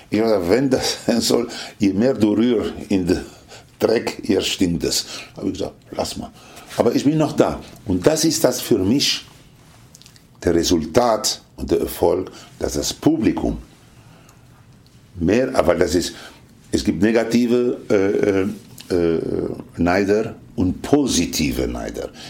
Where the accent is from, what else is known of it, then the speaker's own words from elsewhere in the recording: Lebanon; German is a second language; also born or lived in Tunisia / Italy; Aufgewachsen, in Tunesien geboren. In, ja, in Tunesien geboren. Aufgewachsen im Libanon, in Italien der, und in Kuba war ich erst 1982.